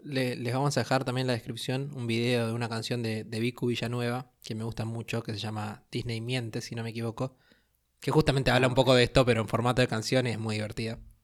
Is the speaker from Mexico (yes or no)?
no; Argentina; acá en Argentina somos fanatísimos de los Simpsons